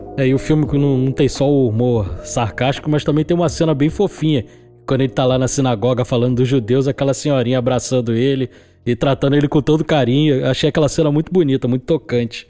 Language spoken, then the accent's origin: Portuguese; Rio de Janeiro, Brazil; que sou do Rio de Janeiro